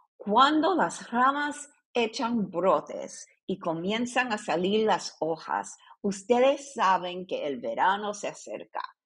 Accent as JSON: {"language": "Spanish", "country": "Puerto Rico", "tie": "born or raised there", "said": "yo nací en Puerto Rico en una familia católica"}